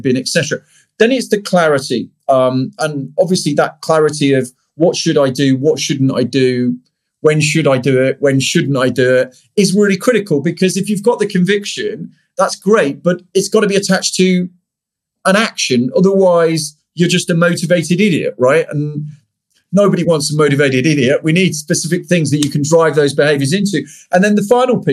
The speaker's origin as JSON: {"language": "English", "country": "United Kingdom", "said": "I'm British"}